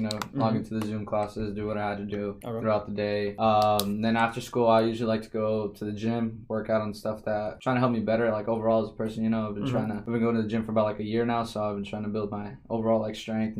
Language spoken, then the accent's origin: English; Phoenix, Arizona, United States; I was born here in Phoenix, man. Been here pretty much all my life.